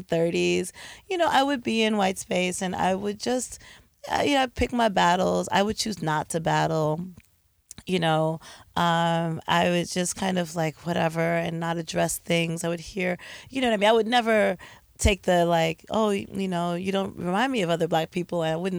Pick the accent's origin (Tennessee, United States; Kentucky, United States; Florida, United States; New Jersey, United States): New Jersey, United States; East Orange; I grew up in East Orange.